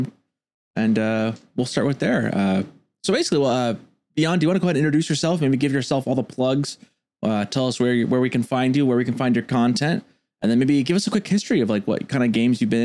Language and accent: English; Seattle, Washington, United States; I'm from the Pacific Northwest. My dad's from the Pacific Northwest. I'm a Seattle guy, hometown all day.